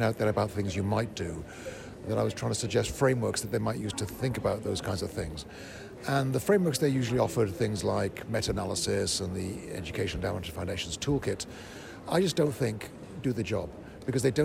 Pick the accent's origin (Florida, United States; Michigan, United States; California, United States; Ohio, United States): Florida, United States; my home state of Florida